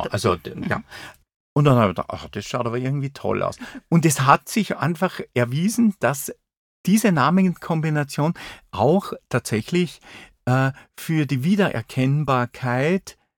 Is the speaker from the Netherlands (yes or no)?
no; Saalfelden, Salzburg, Austria; also born or lived in Zell am See; Äh, Zell am See ist mein Geburtsort. Aufgewachsen bin ich aber in Saalfelden. Das ist im Pinzgau. Das ist ein äh, Teil von Salzburg-Land.